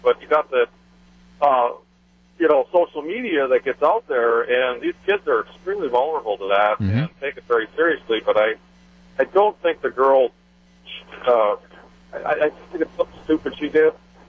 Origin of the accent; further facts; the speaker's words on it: Marquette, Michigan, United States; moved away as an adult; now in Green Bay, United States; I was born and raised in Marquette, Michigan. Moved out of there when I was 22.